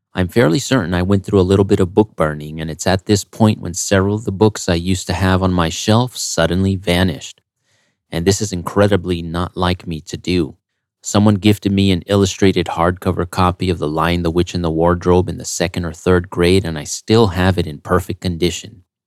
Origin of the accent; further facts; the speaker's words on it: United States; As an American